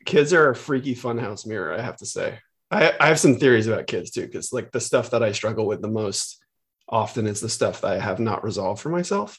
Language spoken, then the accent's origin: English; San Francisco, California, United States; I grew up in the Bay Area